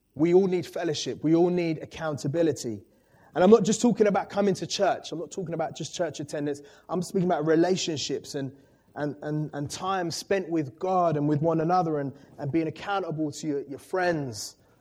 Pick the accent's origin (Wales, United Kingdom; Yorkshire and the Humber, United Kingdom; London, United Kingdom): London, United Kingdom; I grew up in Walthamstow